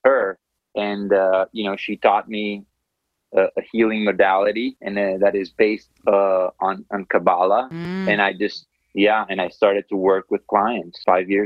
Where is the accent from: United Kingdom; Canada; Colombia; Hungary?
Colombia; Medellín, Antioquia; I grew up in Colombia, in Medellin, Colombia